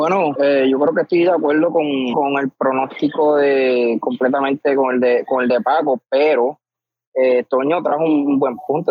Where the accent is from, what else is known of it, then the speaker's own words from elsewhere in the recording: Puerto Rico; Soy puertorriqueño